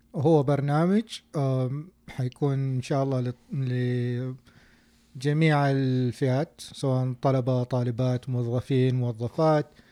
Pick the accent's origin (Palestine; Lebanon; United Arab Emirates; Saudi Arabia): Saudi Arabia; now in United States; عندنا في السعودية